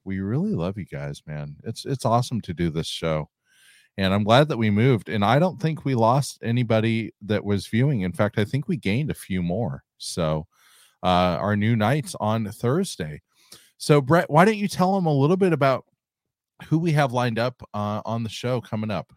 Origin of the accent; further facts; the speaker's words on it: California, United States; I'm from California